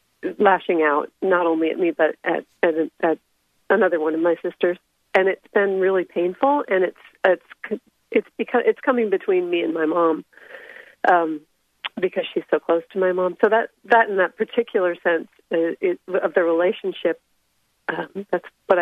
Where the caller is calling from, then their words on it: Seattle, Washington, United States; I'm in the Seattle area.